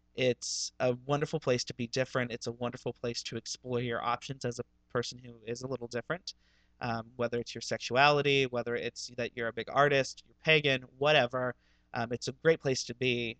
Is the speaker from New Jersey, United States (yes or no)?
no; Ohio, United States; moved away; growing up in Ohio